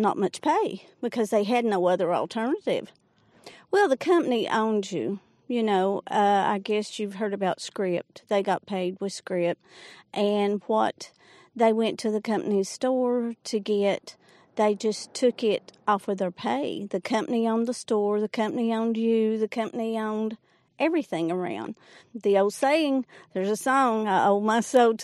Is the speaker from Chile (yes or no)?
no; Jenkins, Kentucky, United States; I'm retired from Jenkins Head Start. I was born and raised here.